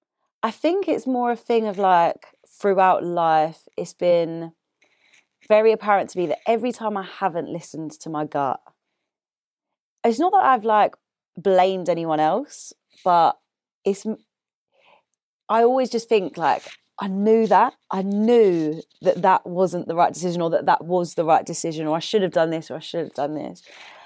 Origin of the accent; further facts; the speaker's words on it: Deptford, London, United Kingdom; I'm from Deptford.